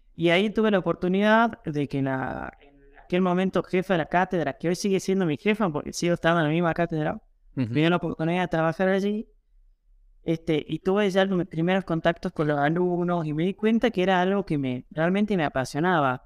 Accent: Jujuy, Argentina; yo soy jujeño, yo soy argentino

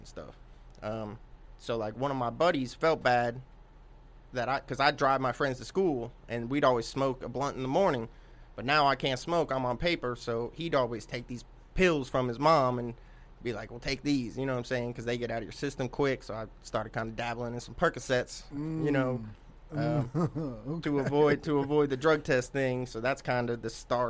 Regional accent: Palm Harbor, Florida, United States; moved away as an adult; also born or lived in Sunrise, Florida; now in Knoxville, United States; When I was like 3 or 4 years old, my family and I moved to Palm Harbor, Florida, which is like a suburb of Tampa. And I grew up there until I was about 25, and then I moved to Knoxville.

